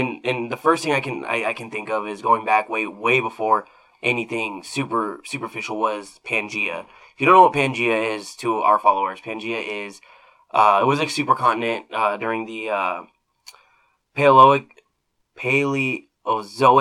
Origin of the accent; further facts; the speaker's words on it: Arizona, United States; now in Nebraska, United States; where I grew up in Arizona, we don't get rain